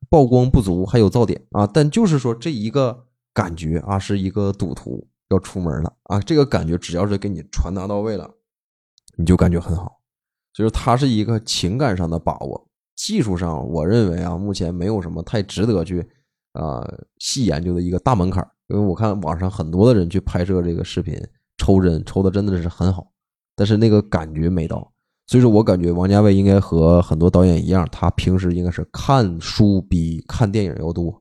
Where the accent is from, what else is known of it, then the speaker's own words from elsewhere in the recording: Northeast China, China; also born or lived in Hong Kong; 在我们，比如说在东北